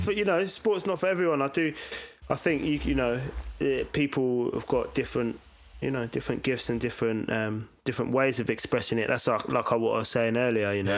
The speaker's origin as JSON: {"language": "English", "town": "Brighton", "region": "South East England", "country": "United Kingdom", "tie": "born or raised there", "also_born_or_lived": "Lewisham, London / Reading", "said": "I grew up, yeah, I spent most of my time in Brighton"}